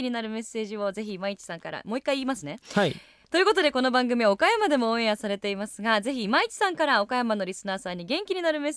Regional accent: United States; born there; アメリカ生まれで、

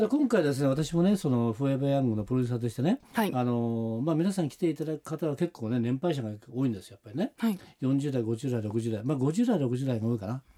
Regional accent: Suzaka, Nagano, Japan; moved away; 長野県は須坂市でね、はいえー、行われてるんですけども、これは、えー、私の故郷なんですね

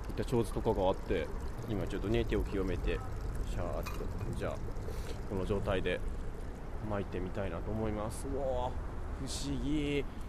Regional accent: Kyoto, Japan; moved away; 僕の実家の京都

